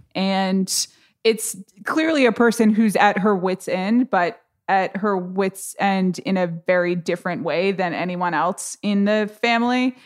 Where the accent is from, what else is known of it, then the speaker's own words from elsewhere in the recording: United States; I'm an American